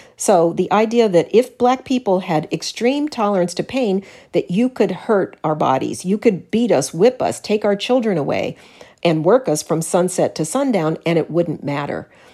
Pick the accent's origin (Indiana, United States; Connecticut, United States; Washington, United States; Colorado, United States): Colorado, United States; Denver; I was raised in Denver